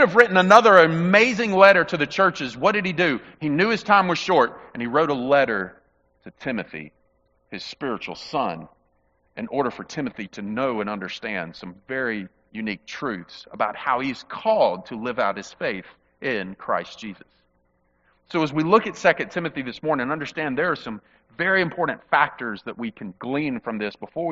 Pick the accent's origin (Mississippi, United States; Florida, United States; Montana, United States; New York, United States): Mississippi, United States; growing up in the Mississippi heat